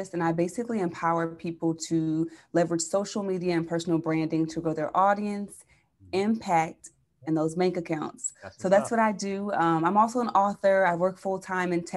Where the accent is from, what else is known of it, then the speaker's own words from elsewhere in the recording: Chester, Pennsylvania, United States; moved away as an adult; also born or lived in San Diego, California; now in San Francisco, United States; I'm from Philly